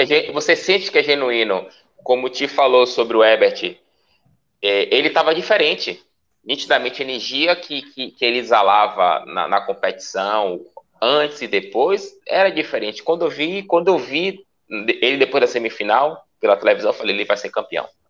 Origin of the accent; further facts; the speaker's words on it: Brazil; Nós, como brasileiros